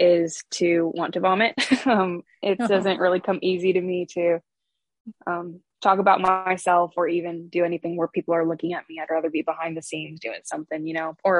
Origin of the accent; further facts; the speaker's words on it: Aurora, Illinois, United States; I am from Aurora, Illinois, originally. So I was born and raised in the Chicago metro area